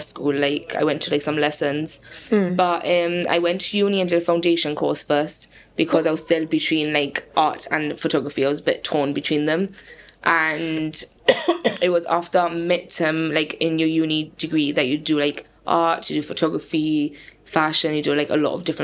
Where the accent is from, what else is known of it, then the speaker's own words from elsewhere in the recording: Gibraltar; Born and raised in Jib